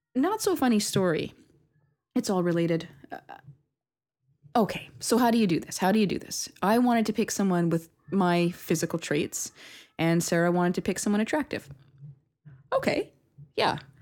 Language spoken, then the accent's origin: English; Canada; I'm very Canadian